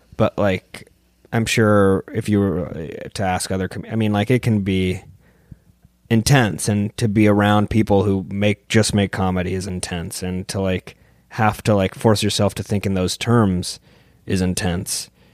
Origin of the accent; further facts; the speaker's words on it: San Diego, California, United States; moved away; I'm from San Diego, and it's kind of a skate and surf culture there